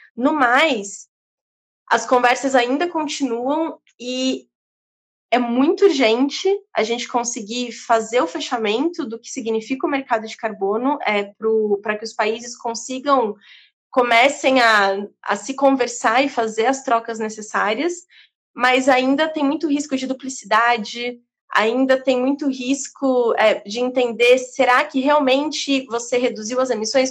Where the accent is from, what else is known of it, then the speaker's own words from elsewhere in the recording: Brazil; estar ali como brasileira